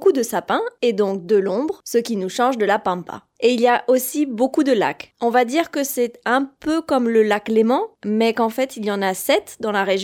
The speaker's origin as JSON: {"language": "French", "country": "France", "moved": "yes", "said": "je suis française."}